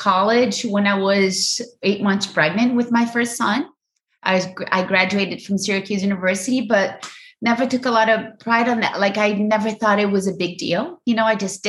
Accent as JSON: {"language": "English", "country": "Brazil", "tie": "born or raised there", "second_language": "English", "moved": "as an adult", "lives_now": "United States", "said": "I grew up in Brazil, loving family"}